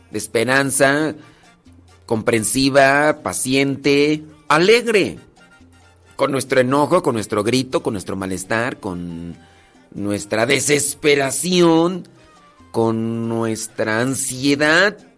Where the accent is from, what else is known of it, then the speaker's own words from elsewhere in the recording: State of Mexico, Mexico; en San Vicente Chicoloapan, Estado de México. En el Estado de México nací.